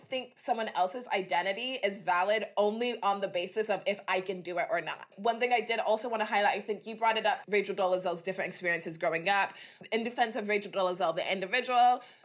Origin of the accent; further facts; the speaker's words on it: Dallas, Texas, United States; This was when I was growing up in Texas. I had a Black family, went to Black church, was in sort of inner city Dallas.